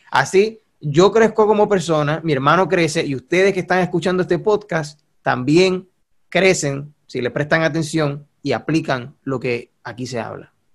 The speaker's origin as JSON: {"language": "Spanish", "country": "Puerto Rico", "accent": "boricua", "said": "tenemos el acento boricua, somos puertorriqueños los dos"}